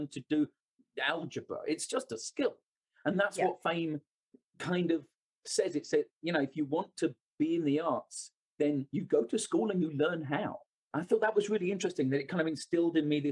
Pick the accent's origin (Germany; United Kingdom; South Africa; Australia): United Kingdom; London; I was born and raised in London